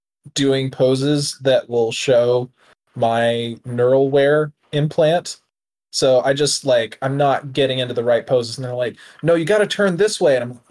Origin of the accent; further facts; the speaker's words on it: United States; I'm an American after all.